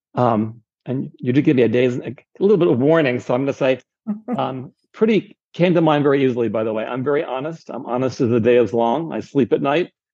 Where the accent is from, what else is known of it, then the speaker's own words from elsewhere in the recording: San Diego, California, United States; moved away; I'm from San Diego, so I have friends and relatives in San Diego